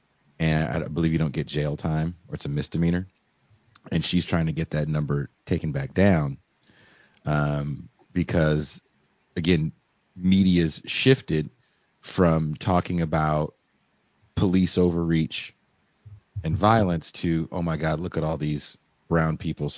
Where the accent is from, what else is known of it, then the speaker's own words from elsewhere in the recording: San Francisco Bay Area, California, United States; I'm from the San Francisco Bay Area.